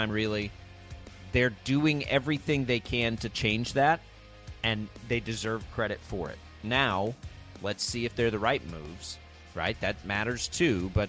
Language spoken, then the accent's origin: English; Texas, United States; 300 miles from Dallas. Uh, where I grew up in Texas